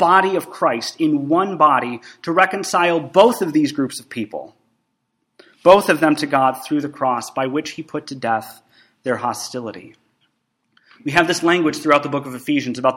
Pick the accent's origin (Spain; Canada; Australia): Canada; moved away; I have Canadian citizenship because my dad is a Canadian and I was actually born in Canada